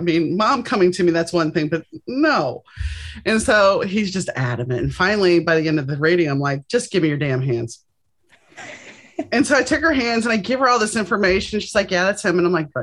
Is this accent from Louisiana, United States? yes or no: yes; New Orleans, Louisiana, United States; now in Los Angeles, United States; I grew up in New Orleans, so we had Mardi Gras and Epiphany.